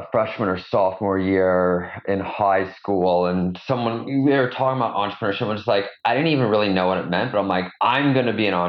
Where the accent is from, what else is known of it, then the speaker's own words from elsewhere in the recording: a suburb of Toronto, Ontario, Canada; I grew up in, a suburb of Toronto, Canada